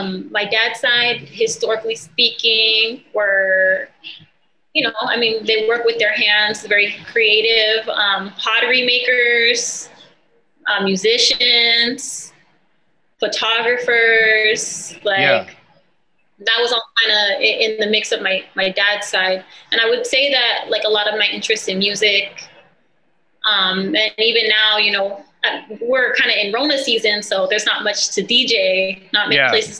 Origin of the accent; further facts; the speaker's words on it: San Diego, California, United States; also born or lived in Campo Indian Reservation, California; So I'm from San Diego, California, born and raised.